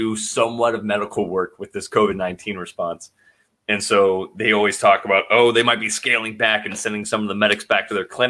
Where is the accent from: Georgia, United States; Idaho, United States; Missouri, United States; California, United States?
Idaho, United States; growing up in Idaho